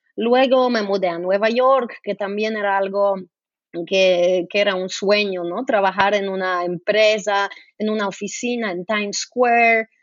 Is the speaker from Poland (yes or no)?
yes; Poland; Spanish is a second language; moved away as an adult; also born or lived in Brazil; Yo crecí, yo nací en Polonia y crecí en comunismo